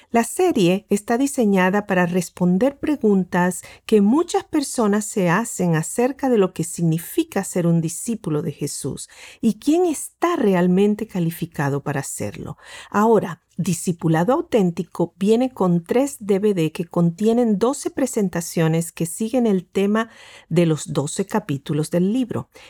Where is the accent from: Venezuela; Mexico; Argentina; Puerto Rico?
Argentina; born there; El doctor Gustavo Squarson y yo nacimos en la Argentina.